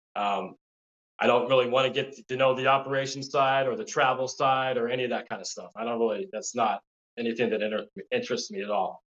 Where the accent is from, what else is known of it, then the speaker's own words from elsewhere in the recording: La Crescenta, California, United States; grew up in southern california um, la crescenta which is uh, a small suburb city in, in, la, or in california